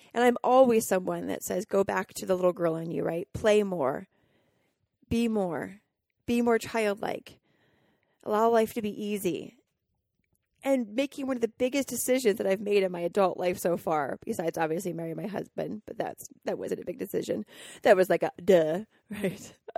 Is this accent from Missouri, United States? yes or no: no; Colorado, United States; growing up in Colorado and 60 acres where I got to just wander